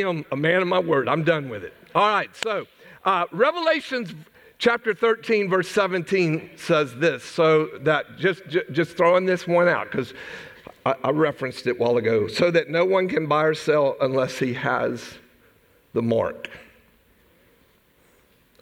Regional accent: United States; I'm an American.

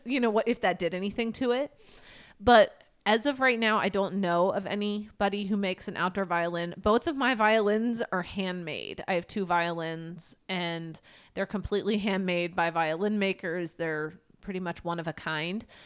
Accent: Everett, Washington, United States; I am from Everett, Washington.

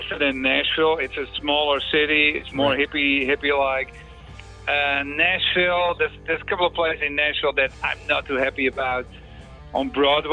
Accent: Netherlands; English is a second language; moved away; also born or lived in United States; originally I'm from the Netherlands

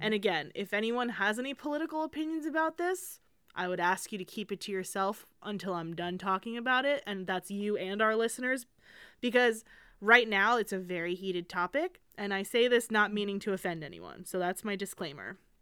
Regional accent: United States; I'm an American, but I'm also Jewish

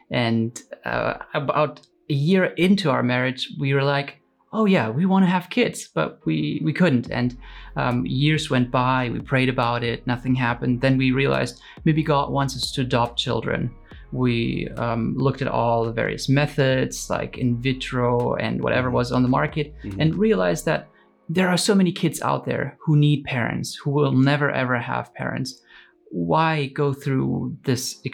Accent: Romania; moved away; I was born in Romania in the same town we're living in right now

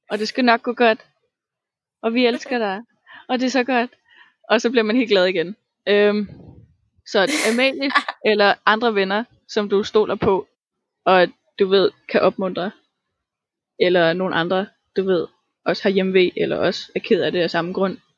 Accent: Tanzania; now in Denmark; og dengang jeg voksede op i Tanzania, og alle mine venner, og alle mine ting, og stedet, og følelsen, og kulturen, og mine forældre.

